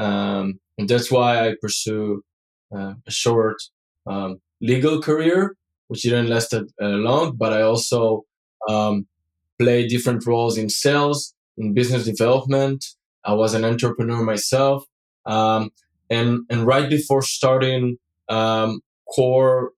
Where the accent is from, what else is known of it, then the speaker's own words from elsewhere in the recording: Israel; now in Europe; So today I'm based in Europe. But I grew up and I was born in Israel